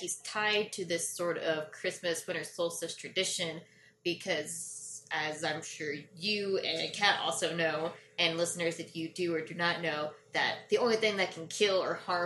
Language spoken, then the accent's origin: English; Central Texas, United States; moved away; I grew up in Central Texas.